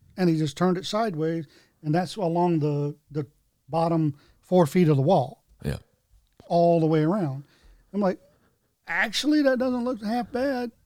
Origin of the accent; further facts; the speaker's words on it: North Carolina, United States; I had growing up in North Carolina